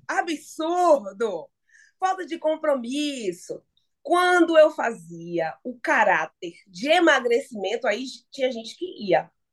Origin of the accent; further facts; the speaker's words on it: Salvador, Bahia, Brazil; now in São Paulo, Brazil; lá em Salvador, que é minha terra natal